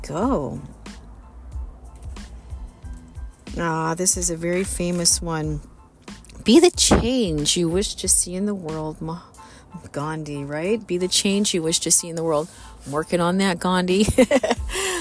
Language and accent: English; Missouri, United States; I'm from Missouri, from the good old show me state.